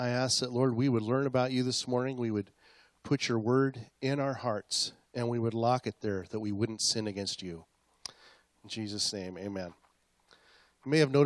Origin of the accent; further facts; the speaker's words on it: Acme, United States; I grew up in Mayberry, okay? Only it was called Acme, like on Bugs Bunny